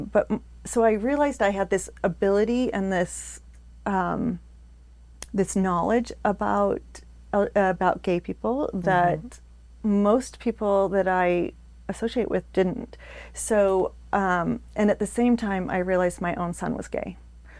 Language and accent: English; United States; I was born in Northern, in Palo Alto.